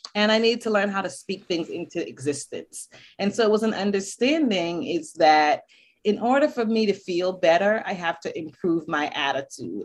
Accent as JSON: {"language": "English", "town": "Boston", "region": "Massachusetts", "country": "United States", "tie": "born or raised there", "also_born_or_lived": "Barbados", "moved": "yes", "said": "I was born in Barbados, but I grew up in Boston"}